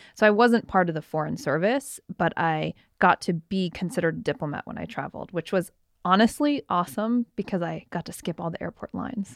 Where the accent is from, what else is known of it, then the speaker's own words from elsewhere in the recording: Canada; I was born in Canada